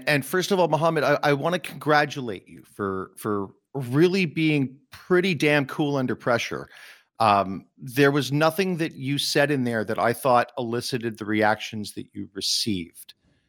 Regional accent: Montreal, Quebec, Canada; Now, the Judaism that I grew up in North America, in Montreal, I'm an Anglophone Jew. I am not religious, but it is part of my culture.

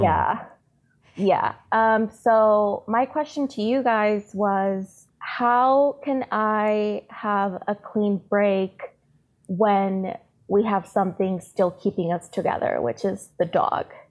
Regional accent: San Diego, California, United States; also born or lived in Tijuana, Mexico; So I was born in San Diego, but my family is all in Tijuana. So I've always been back and forth across the border

